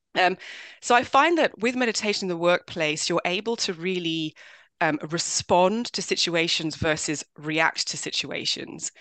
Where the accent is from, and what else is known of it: London, United Kingdom; born or raised there; also born or lived in Swaziland / South Africa